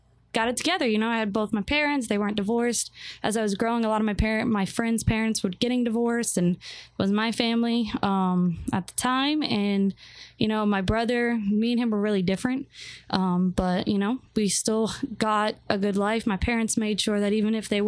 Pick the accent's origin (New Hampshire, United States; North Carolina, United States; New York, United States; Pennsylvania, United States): New Hampshire, United States; moved away; also born or lived in Florida; So I'm originally from New Hampshire. That's where I was born. My parents are from there. My whole family's from New Hampshire.